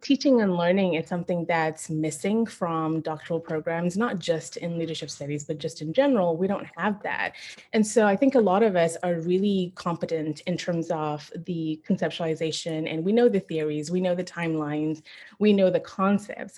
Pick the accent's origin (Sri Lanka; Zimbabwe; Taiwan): Zimbabwe; now in San Antonio, United States; So I'm Zimbabwean. I was born and raised in Zimbabwe, then I moved to the US.